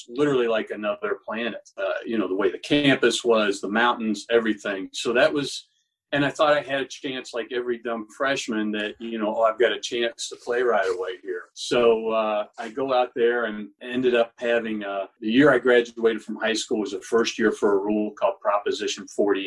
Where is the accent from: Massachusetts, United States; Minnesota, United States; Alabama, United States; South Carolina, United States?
Alabama, United States; Birmingham; moved away as an adult; also born or lived in Arizona / Gainesville, Florida / Chicago; I grew up in Birmingham, Alabama